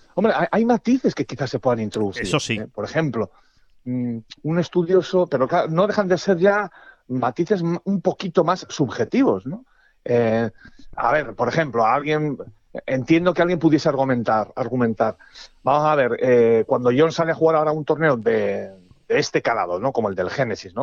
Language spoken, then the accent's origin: Spanish; Castile, Spain; como buen castellano